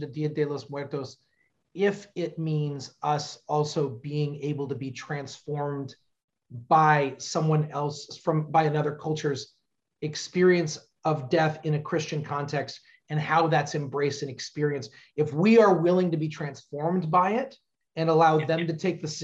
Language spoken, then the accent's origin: English; Southern California, United States; moved away as an adult; also born or lived in Orange County, California; now in Cincinnati, United States; growing up in Southern California